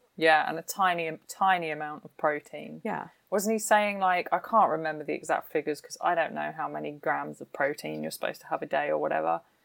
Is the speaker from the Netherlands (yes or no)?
no; United Kingdom; I'm British